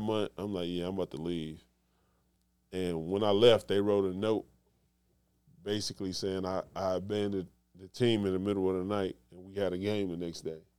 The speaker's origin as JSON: {"language": "English", "town": "Detroit", "region": "Michigan", "country": "United States", "said": "I come from Detroit"}